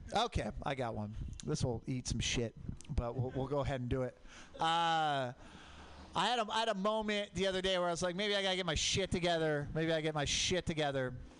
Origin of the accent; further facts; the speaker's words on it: Portland, Oregon, United States; I grew up in Portland, Mount Hood, volcanic